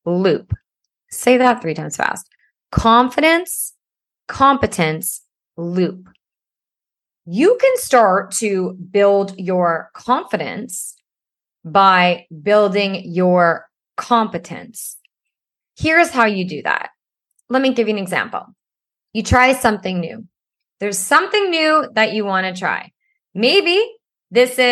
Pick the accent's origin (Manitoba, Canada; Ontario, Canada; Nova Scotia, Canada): Ontario, Canada; Ottawa; I grew up in Ottawa